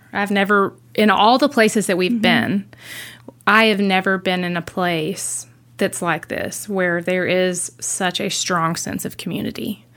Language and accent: English; Gainesville, Georgia, United States; moved away; we're originally from Gainesville, Georgia, just north of Atlanta